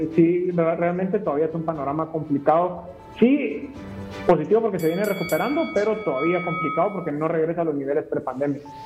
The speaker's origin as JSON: {"language": "Spanish", "country": "Guatemala"}